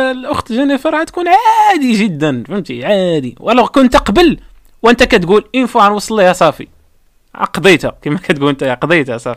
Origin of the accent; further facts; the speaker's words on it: Morocco; حنا حنا مغاربه